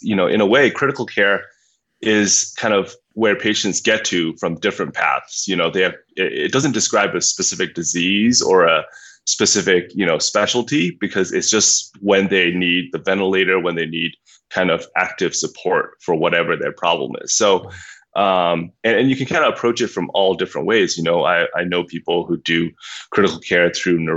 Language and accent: English; Myanmar; moved away; I grew up in Burma, and I grew up as the son of physicians.